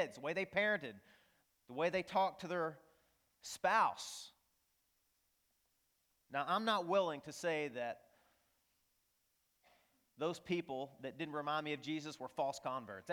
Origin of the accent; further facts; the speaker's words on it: northeast Arkansas, United States; I grew up in the Bible Belt, really the buckle of the Bible Belt in northeast Arkansas